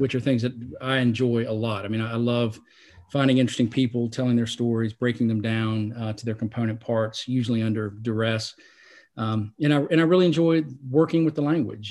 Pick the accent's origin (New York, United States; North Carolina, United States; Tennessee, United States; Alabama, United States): North Carolina, United States; Salisbury; I grew up in Salisbury